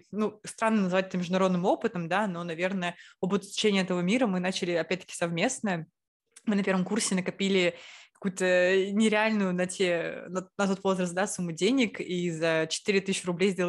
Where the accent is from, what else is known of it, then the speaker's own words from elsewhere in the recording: Saint Petersburg, Russia; moved away; мы, лучшие подруги из Петербурга, хотим учиться за границей.